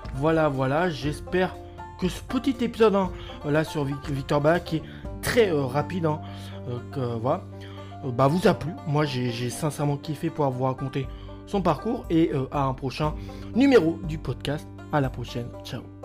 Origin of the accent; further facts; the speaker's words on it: France; en tant que Français